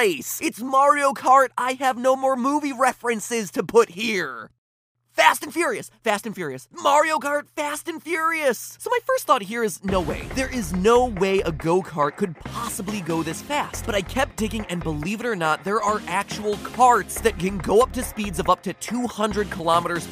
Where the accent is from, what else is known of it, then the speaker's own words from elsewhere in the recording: United States; I'm American